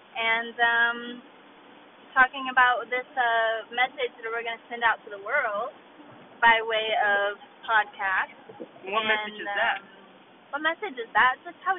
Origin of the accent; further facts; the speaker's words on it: Fort Worth, Texas, United States; I was born and raised in Texas.